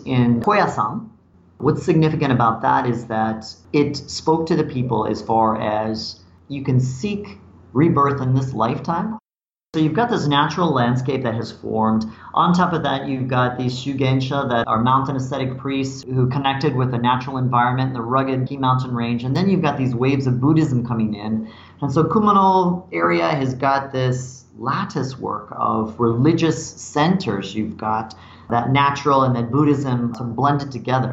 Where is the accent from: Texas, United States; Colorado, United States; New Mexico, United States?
Colorado, United States; moved away as an adult; now in Japan; I come from Colorado in the United States